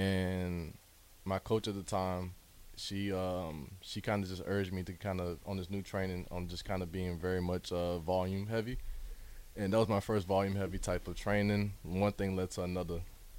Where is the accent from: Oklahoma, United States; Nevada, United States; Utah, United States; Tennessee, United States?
Tennessee, United States; Memphis; born there; also born or lived in Atlanta; Because I was born in Memphis, but I had to move to Atlanta.